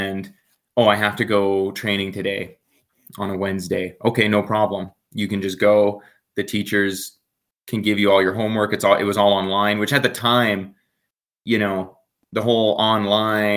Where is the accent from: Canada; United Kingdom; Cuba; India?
Canada; Calgary, Alberta; growing up in Calgary, I happen to live close to the mountains